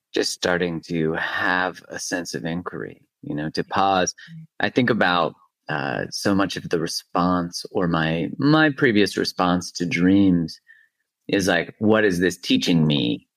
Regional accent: Alberta, Canada; I'm from Alberta, you know, it's like the Texas.

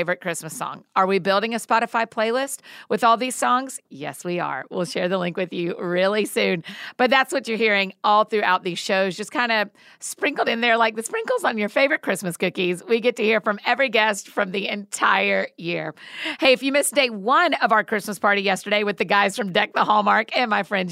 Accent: Marietta, Georgia, United States; also born or lived in Atlanta; I grew up in Atlanta. I'm Atlanta born and bred, Marietta girl

